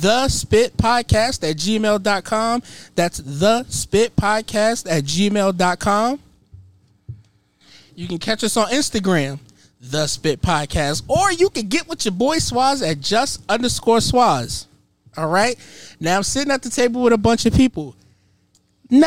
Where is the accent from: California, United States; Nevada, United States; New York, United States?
New York, United States; New York City; I'm from Harlem